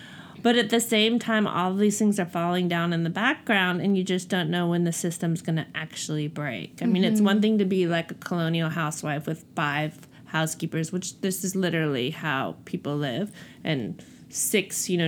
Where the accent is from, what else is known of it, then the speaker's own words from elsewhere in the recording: Cape Town, Western Cape, South Africa; accent: Cape Town; Yes. And I don't hear my accent at all. And it's a really strange thing, but I know I have an accent.